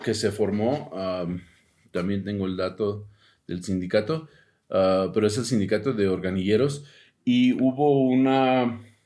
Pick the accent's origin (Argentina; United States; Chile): United States; Spanish is a second language; now in Mexico City, Mexico; yo soy de Estados Unidos y, hablo más inglés que español